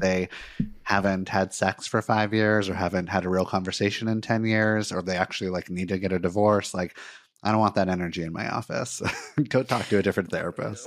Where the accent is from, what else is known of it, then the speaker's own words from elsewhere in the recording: Santa Monica, California, United States; moved away as an adult; also born or lived in Miami, Florida; now in Portland, United States; I was born in Miami, but I actually grew up in Santa Monica, California, in Los Angeles